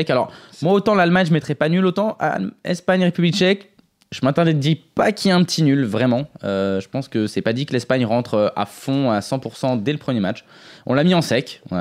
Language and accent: French; Marseille, Provence-Alpes-Côte d'Azur, France; J'étais, je suis Marseillais.